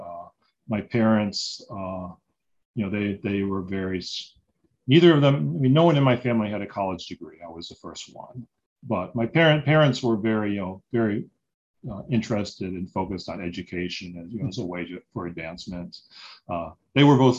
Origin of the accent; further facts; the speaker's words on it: Warrenton, Missouri, United States; I grew up in a little town called Warrenton, Missouri